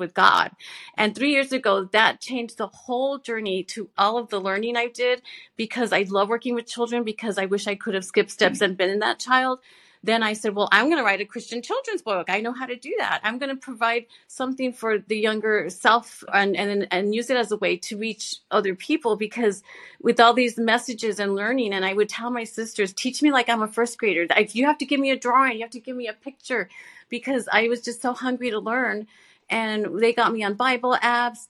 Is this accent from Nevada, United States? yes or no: no; Texas, United States; I was born and raised in Texas